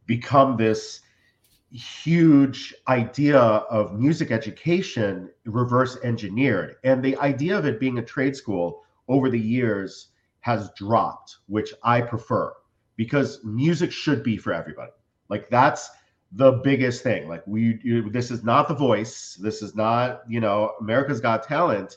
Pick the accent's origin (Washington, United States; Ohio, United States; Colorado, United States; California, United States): Ohio, United States; Cleveland; also born or lived in New York; now in Florida, United States; I'm from Cleveland